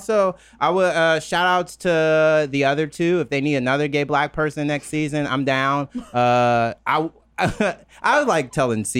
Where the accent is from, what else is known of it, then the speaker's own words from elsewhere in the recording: Mississippi, United States; I'm from Mississippi.